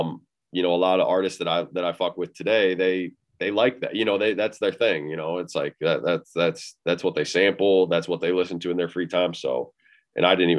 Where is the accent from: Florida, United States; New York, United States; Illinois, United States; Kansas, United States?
Illinois, United States; now in Iowa, United States; It's actually technically Illinois is where I'm from, but yeah, I stay in Iowa now